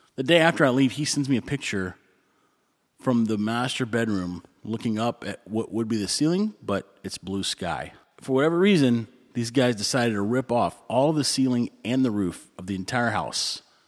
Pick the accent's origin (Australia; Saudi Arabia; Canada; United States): United States; Texas; moved away; I'm from Texas